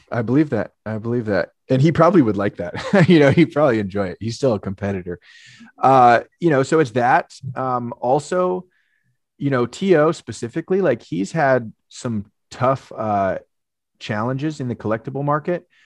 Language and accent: English; Marin County, Bay Area, California, United States; I grew up in the Bay Area